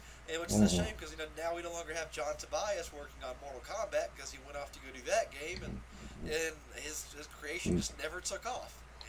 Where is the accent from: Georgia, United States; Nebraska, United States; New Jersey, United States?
Georgia, United States; Effingham; And then me and Travis are from bumfuck Effingham.